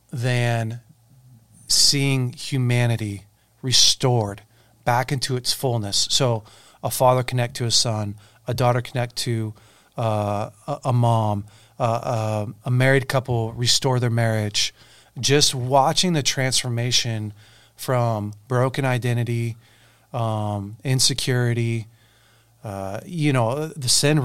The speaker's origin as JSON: {"language": "English", "town": "Weaverville", "country": "United States", "tie": "born or raised there", "said": "growing up in Weaverville."}